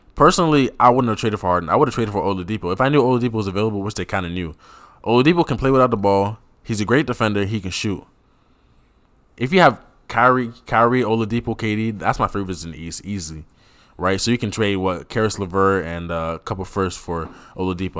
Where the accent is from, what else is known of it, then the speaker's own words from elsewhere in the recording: Cameroon; a proud Cameroonian